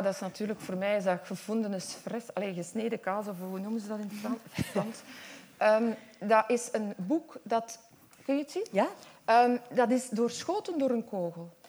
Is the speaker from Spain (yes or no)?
no; Westhoek, Flanders, Belgium; accent: West Flemish; Ik kom echt uit de Westhoek en ik ben echt opgegroeid